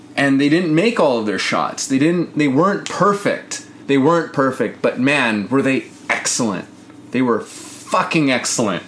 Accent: Canada; I'm Canadian

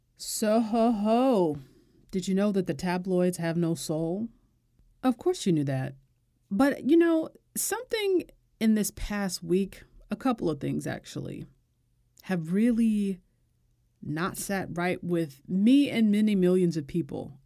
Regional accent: United States; I'm American

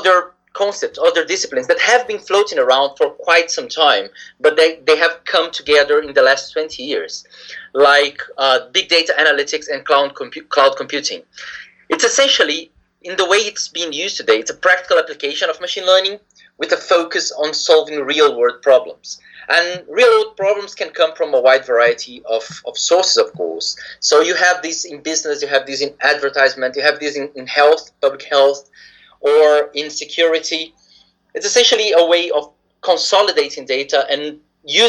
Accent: Brazil; moved away as an adult; also born or lived in Japan; now in United Kingdom; I come originally from Brazil.

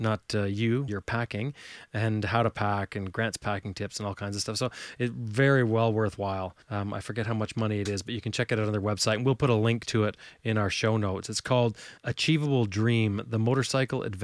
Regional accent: Canada; I'm from Canada, I'm not from the UK

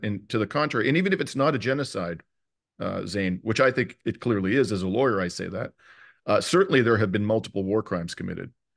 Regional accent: Canada; as a Canadian

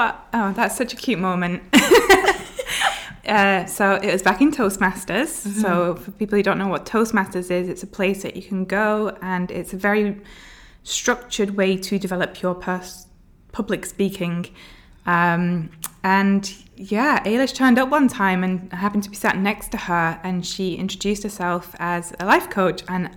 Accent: Bolton, North West England, United Kingdom; moved away as an adult; now in Abu Dhabi, United Arab Emirates; Okay, so I am from Bolton, which is just north of Manchester in England. I've had the accent sort of diluted, I guess, along the way.

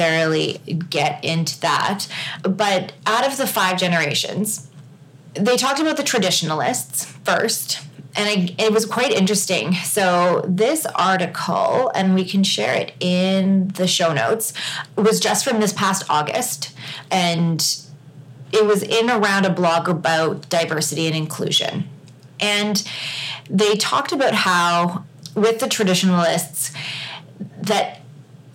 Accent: Canada; I say Z because I'm Canadian

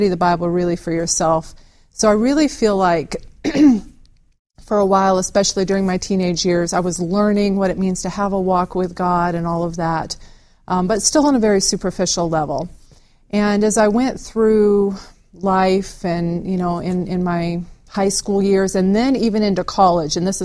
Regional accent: Ozarks of Arkansas, United States; I'm a country girl that grew up in the Ozarks of Arkansas.

